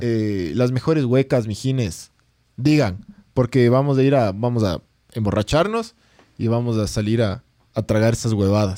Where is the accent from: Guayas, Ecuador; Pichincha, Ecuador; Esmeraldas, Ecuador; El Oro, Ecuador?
Pichincha, Ecuador; Quito; somos, somos de Quito